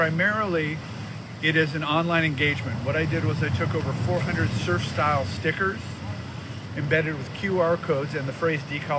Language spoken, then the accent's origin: English; Manhattan Beach, California, United States; I grew up in Manhattan Beach in surf culture.